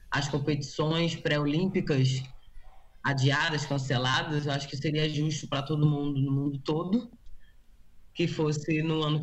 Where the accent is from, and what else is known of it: Brazil; born or raised there; moved away as an adult; now in United States